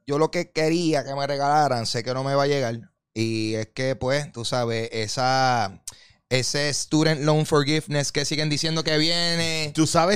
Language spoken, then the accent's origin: Spanish; Carolina, Puerto Rico; yo soy de Carolina